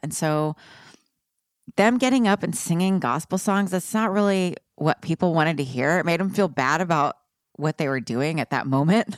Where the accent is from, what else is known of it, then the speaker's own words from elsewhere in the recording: Texas, United States; I grew up in Texas.